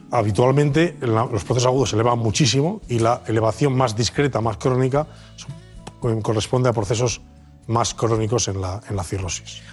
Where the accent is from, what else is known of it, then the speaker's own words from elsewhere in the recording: León, Castile and León, Spain; moved away as an adult; now in Madrid, Spain; soy leonés de pro, nacido de padre y madre leonesa